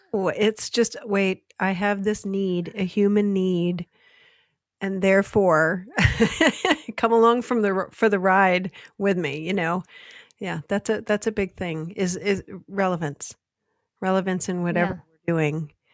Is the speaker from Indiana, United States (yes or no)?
no; Michigan, United States; Growing up in Michigan, my dad worked for Ford Motor Company.